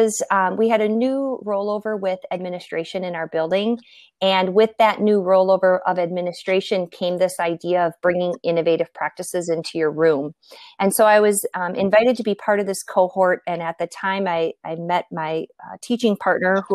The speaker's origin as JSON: {"language": "English", "town": "Milwaukee", "region": "Wisconsin", "country": "United States", "tie": "born or raised there", "said": "I was born and raised in Milwaukee, Wisconsin"}